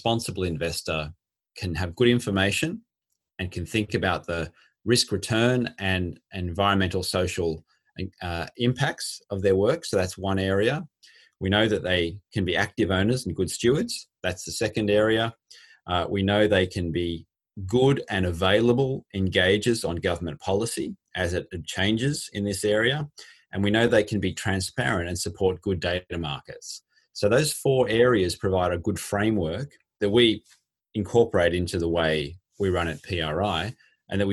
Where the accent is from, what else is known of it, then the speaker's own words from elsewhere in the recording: Australia; moved away as an adult; now in London, United Kingdom; I am indeed an Australian and spent most of my professional life in Australia